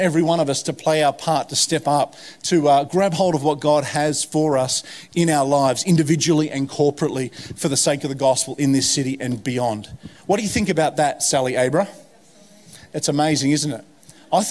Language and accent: English; Hawkesbury, New South Wales, Australia; moved away as an adult; also born or lived in United States; growing up in the Hawkesbury where I grew up